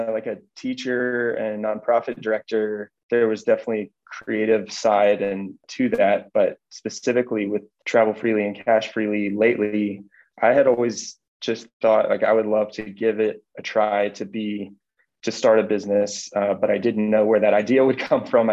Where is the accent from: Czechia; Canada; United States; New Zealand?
United States; Nashville, Tennessee; moved away as an adult; now in Denver, United States; I grew up in Nashville, Tennessee, originally, and we've lived here in Colorado about 8 years